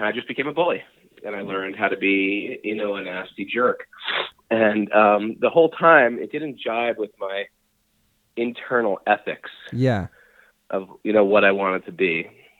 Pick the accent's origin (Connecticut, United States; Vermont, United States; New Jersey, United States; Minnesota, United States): Connecticut, United States; School, I was, growing up in Connecticut was, how was it?